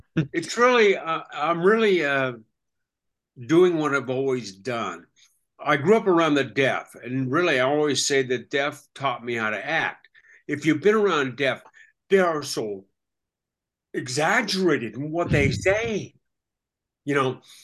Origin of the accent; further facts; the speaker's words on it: Seattle, Washington, United States; moved away as an adult; also born or lived in Australia; my hometown of Seattle